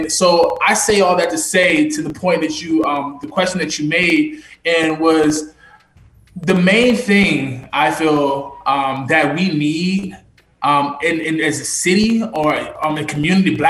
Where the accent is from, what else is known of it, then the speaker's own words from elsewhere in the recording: Charlottesville, Virginia, United States; born and raised in Charlottesville, you know, born in Prospect, raised in the county